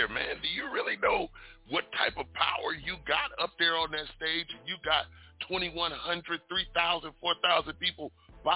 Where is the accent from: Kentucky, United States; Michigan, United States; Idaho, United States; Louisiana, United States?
Michigan, United States; Detroit; I was born and raised in Detroit